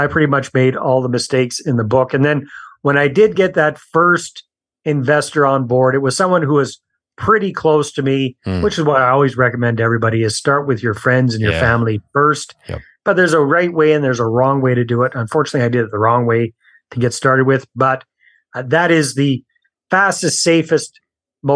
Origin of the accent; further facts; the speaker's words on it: Canada; accent: Canadian; moved away as an adult; also born or lived in San Jose, Costa Rica; I'm Canadian, as you'll pick up from my accent as we talk